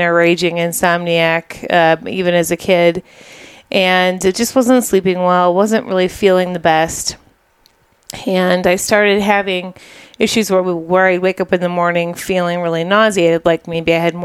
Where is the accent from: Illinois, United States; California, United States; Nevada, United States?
Illinois, United States; Chicago; also born or lived in Goshen, Indiana; I grew up in Chicago suburbs also